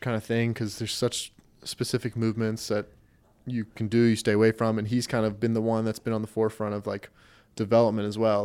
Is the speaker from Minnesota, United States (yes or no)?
no; Raleigh, North Carolina, United States; also born or lived in Wilmington, North Carolina; I grew up in Raleigh, then moved down here for school